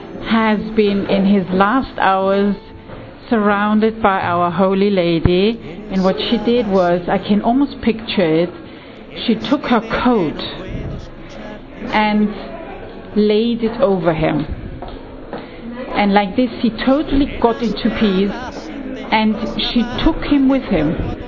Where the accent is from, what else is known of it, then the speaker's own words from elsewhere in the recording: Austria; from Austria